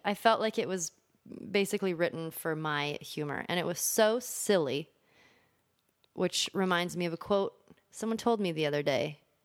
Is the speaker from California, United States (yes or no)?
yes; Los Angeles, California, United States; born or raised there; also born or lived in Michigan